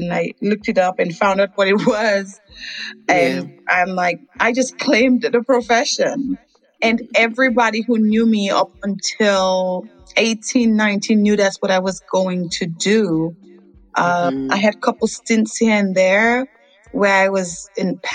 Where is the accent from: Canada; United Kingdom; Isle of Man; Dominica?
Dominica; moved away as an adult; also born or lived in Massachusetts; now in Freeport, United States; I was born in Dominica. I was raised there until age 22, and I'm currently residing in Freeport, Louisiana.